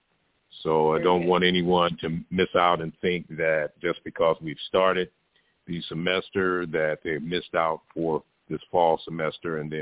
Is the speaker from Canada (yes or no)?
no; Tyler, Texas, United States; that being my hometown